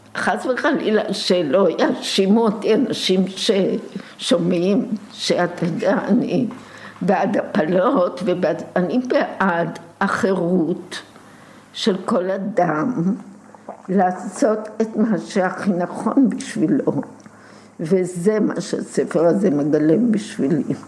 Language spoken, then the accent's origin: Hebrew; Tel Aviv, Tel Aviv District, Israel; אני נולדתי ממש בהתחלה, בשלבים הראשונים ביותר של מלחמת העולם השנייה, פה בארץ, בתל אביב